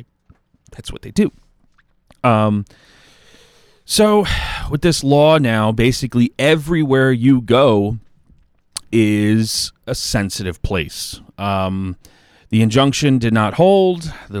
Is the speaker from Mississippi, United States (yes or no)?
no; New York, United States; accent: Long Island; But no, I'm down on Long Island. Everybody could probably tell by my accent.